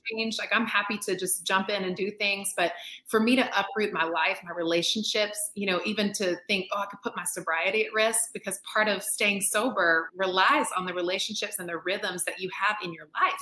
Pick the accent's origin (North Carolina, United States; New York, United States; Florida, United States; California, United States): North Carolina, United States; I'm born and raised in North Carolina, which is in the southeast of the United yeah. States